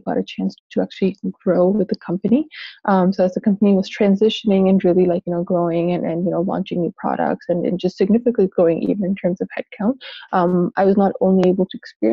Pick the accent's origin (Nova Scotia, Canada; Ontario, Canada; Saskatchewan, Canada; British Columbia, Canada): Ontario, Canada; Toronto; moved away as an adult; also born or lived in Pakistan / Seattle, United States; now in United Kingdom; I was born in Pakistan. My parents immigrated to Canada when I was young. So I actually grew up here in Toronto, Canada